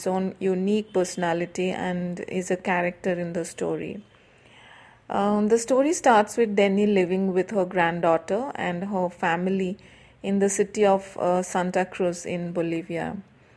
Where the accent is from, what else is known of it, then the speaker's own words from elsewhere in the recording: Assam, India; now in Bangalore, India; I am from India, specifically from the state of Assam in the northeastern region of India